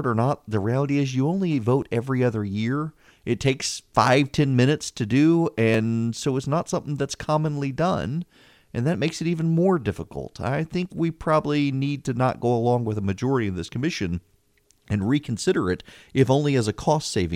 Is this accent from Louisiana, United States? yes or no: yes; Louisiana, United States; moved away; I'm from Louisiana